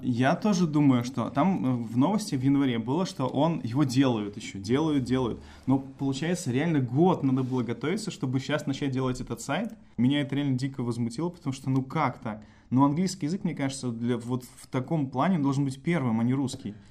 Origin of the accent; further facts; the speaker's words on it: Belarus; я родился, написано, что в деревне, да. То есть я могу считать, что моя малая родина — это деревня